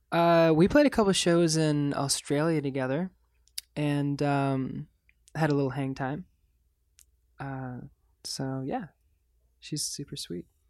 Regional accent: Michigan, United States; growing up in Michigan

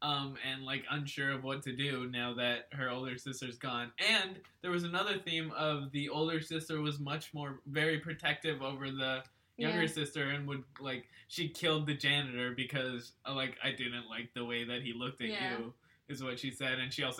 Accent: Texas, United States

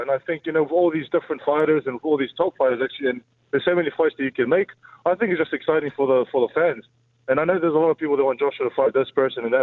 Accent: New Zealand; I'm from New Zealand

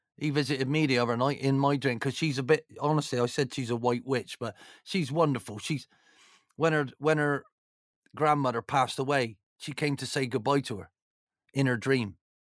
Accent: Bristol, South West England, United Kingdom; being from Bristol

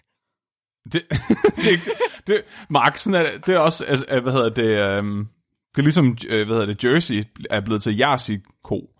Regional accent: Tåsinge, Southern Denmark, Denmark; jeg er fra Tåsinge

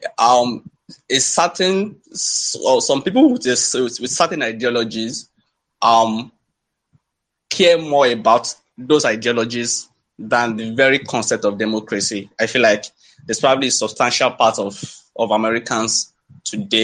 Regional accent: Nigeria; I'm also from Africa

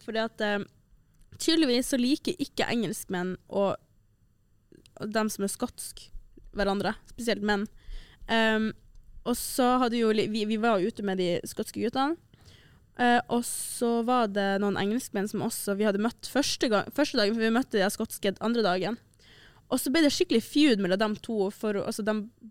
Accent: Tromsø, Troms, Norway; moved away; når jeg var hjemme i Tromsø

